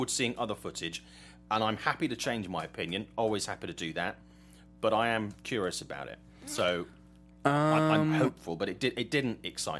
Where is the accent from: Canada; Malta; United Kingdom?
United Kingdom; England; I'm English.